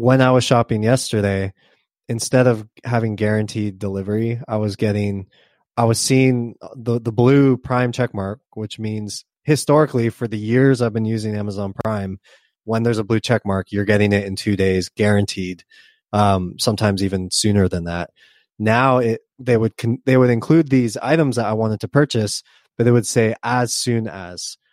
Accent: Southern California, United States; I grew up in Southern California

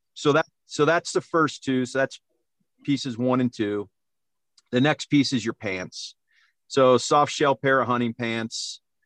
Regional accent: Cleveland, Ohio, United States; moved away; I grew up in Ohio, so it's all whitetails there

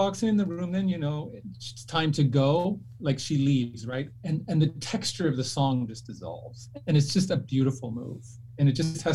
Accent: Canada; moved away; I grew up in Canada

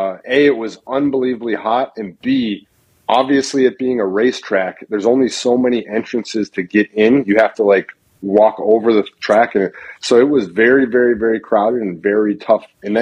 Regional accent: Wisconsin, United States; I grew up in Wisconsin.

